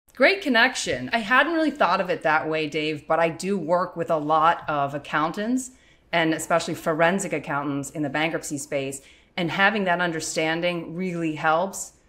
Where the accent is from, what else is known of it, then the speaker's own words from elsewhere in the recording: Western Pennsylvania, United States; growing up in Western Pennsylvania, hunting is a popular sport